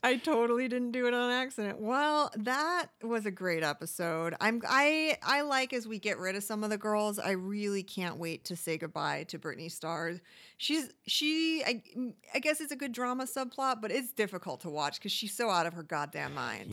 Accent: Midwest, United States; moved away; I grew up in the Midwest.

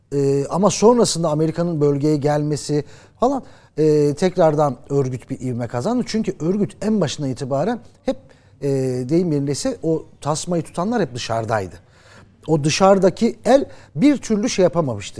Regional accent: Muş Province, Turkey; Ben de oranın Muşluyum ben aslan Muşluyum.

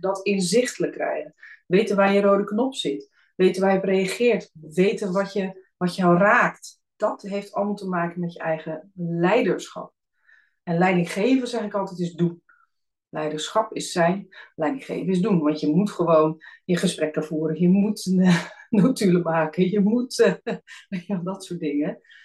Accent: Alphen aan den Rijn, South Holland, Netherlands; also born or lived in Friesland; Ik ben zelf in Friesland geboren. Maar mijn ouders zijn al heel snel naar het westen hè, vanwege werkgelegenheid in de 70s eh, verhuisd. Dus ik ben opgegroeid in Al van Rijn.

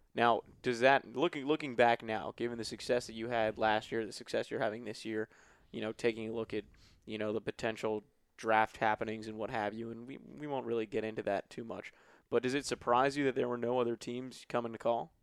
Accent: New York, United States; moved away as an adult; now in Maryland, United States; I'm from New York

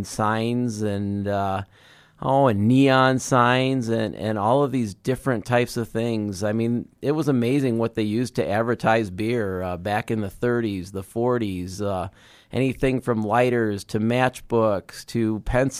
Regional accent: Chicago, Illinois, United States; I grew up in the Chicago area

